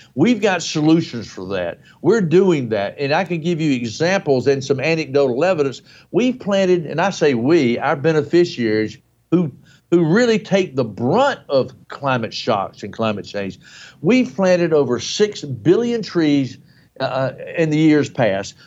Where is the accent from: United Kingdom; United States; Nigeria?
United States; in the United States, my home country